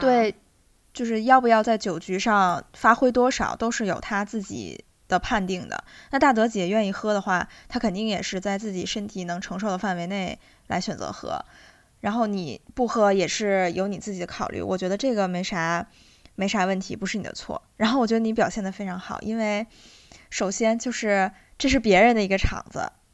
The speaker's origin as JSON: {"language": "Chinese", "region": "Inner Mongolia", "country": "China", "tie": "born or raised there", "moved": "yes", "said": "我老家不是在内蒙嘛，然后那边的酒文化就是非常地可怕"}